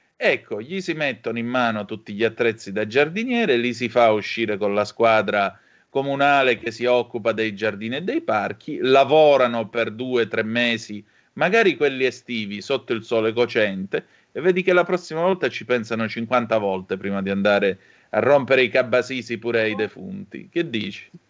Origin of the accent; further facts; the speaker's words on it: Calabria, Italy; dalle mie parti in Calabria